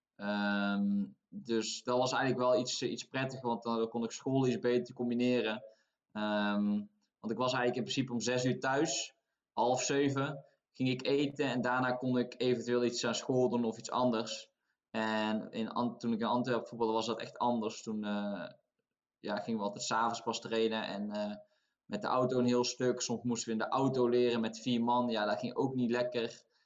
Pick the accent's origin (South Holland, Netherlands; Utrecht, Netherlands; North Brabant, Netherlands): North Brabant, Netherlands; Tilburg; moved away as an adult; now in Norway; omdat ik zelf uit Tilburg kom. Dus Wilden 2 is mijn club. En ehm, ik zat nog gewoon op school in, in Tilburg, op de middelbare school